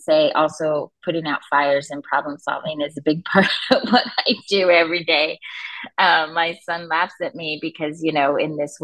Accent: Los Angeles, California, United States; I grew up in Los Angeles

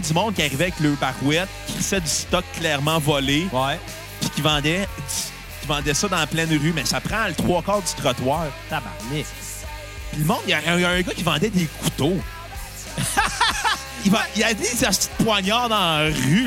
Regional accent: Canada; Je suis Canadien, je ne suis pas Américain.

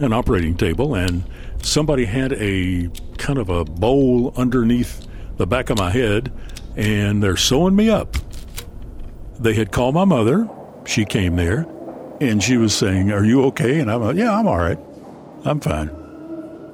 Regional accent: Paintsville, Kentucky, United States; my hometown of Paintsville

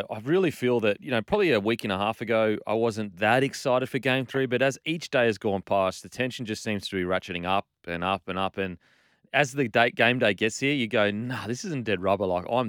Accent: Queensland, Australia; I'm a Queenslander, mate.

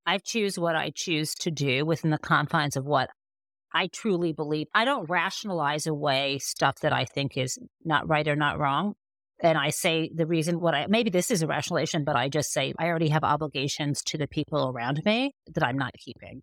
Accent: Michigan, United States; I'm from Michigan, right? Like, I'm a Midwesterner

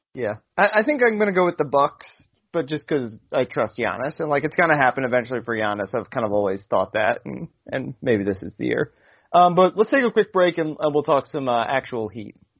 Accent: right outside Washington D.C., Maryland, United States; right outside uh, Washington D.C. where I grew up

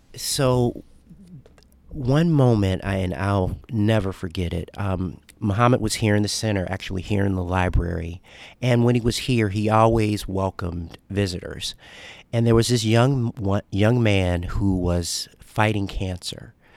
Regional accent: Chicago, Illinois, United States; now in Louisville, United States; a child growing up in Chicago, African-American, a South Side of Chicago

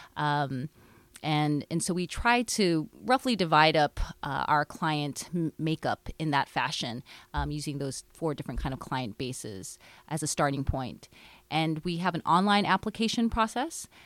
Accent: Hawaii, United States; moved away as an adult; now in Seattle, United States; I grew up in Hawaii, and my parents owned a small business

